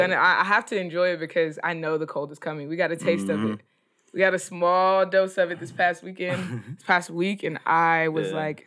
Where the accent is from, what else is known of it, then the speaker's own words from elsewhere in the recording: Fort Worth, Texas, United States; I'm from actual Fort Worth.